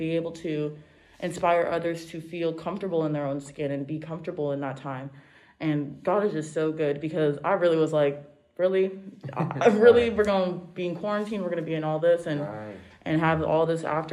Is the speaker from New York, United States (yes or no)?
no; Las Vegas, Nevada, United States; We're from Vegas